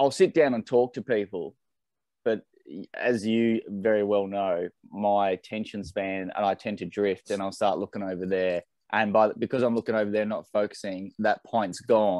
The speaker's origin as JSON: {"language": "English", "town": "Launceston", "region": "Tasmania", "country": "Australia", "tie": "born or raised there", "said": "Tassie, so born through and through"}